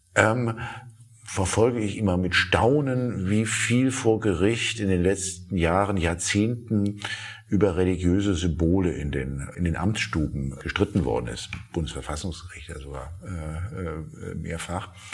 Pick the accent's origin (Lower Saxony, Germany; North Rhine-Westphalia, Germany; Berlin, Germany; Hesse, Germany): Berlin, Germany; als Berliner